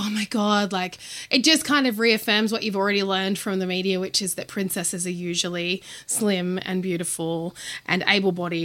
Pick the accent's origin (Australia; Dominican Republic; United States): Australia; Goulburn, New South Wales; So I grew up in Goulburn, New South Wales, which is in the regional areas between Canberra and Sydney